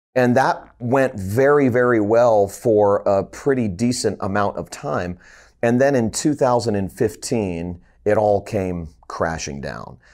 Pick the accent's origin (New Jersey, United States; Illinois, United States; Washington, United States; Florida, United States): Florida, United States; Fort Lauderdale; moved away as an adult; also born or lived in Columbia, South Carolina / Tennessee; moved back home to my hometown of Fort Lauderdale, Florida